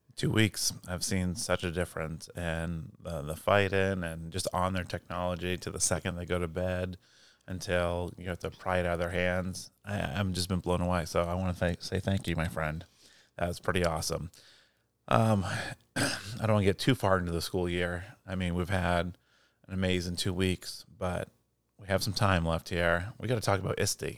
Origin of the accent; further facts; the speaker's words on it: Portland, Maine, United States; moved away; I grew up in Portland, Maine